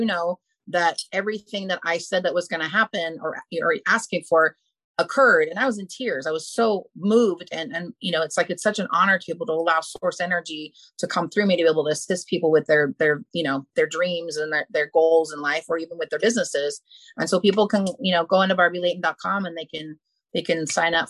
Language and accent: English; Malibu, California, United States; I grew up in Malibu and we have fires there